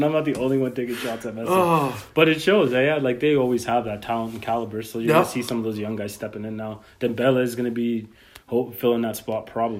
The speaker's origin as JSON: {"language": "English", "country": "Chile", "tie": "born or raised there", "moved": "yes", "said": "I'm from Chile"}